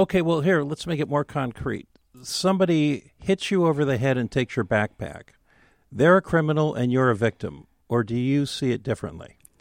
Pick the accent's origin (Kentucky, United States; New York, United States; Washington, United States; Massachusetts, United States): Washington, United States; Seattle; so I grew up with mom in West Seattle.